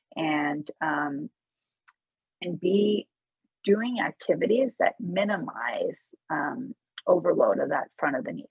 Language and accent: English; Menlo Park, California, United States; also born or lived in Tehran, Iran; I grew up in Menlo Park, California